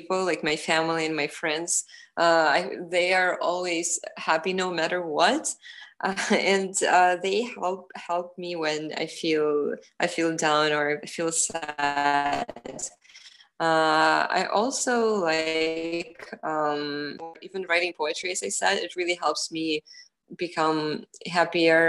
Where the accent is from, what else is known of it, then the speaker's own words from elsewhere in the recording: Ukraine; now in United States; I really value my identity as a Ukrainian person